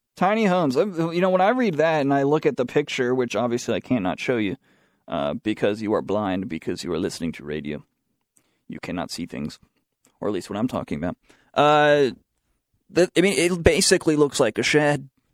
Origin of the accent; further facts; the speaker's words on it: the South, United States; accent: southern; My southern accent came out there.